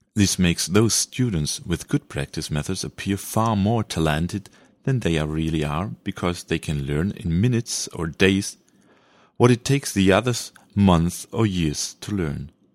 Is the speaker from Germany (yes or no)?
yes; Germany; first language German; English is a second language; Sorry for my pronunciation. This is coming from Germany, so my mother tongue is German